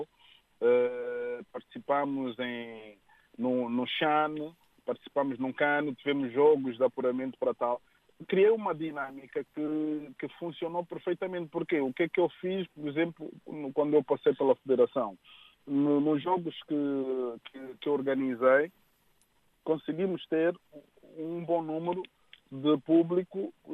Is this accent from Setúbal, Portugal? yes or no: yes; Moita, Setúbal, Portugal; also born or lived in Luena, Moxico, Angola; Eu cresci aqui, cresci no Vale da Moreira, para muitos conhecem, eh, na margem sul